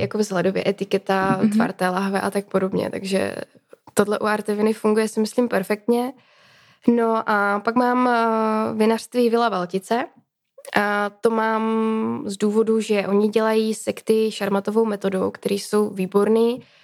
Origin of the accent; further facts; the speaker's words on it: Třinec, Moravian-Silesian Region, Czechia; Já vlastně pocházím ze Severní Moravy, nebo teda ze Slezska, z Třince, z, průmyslové, z průmyslového regionu.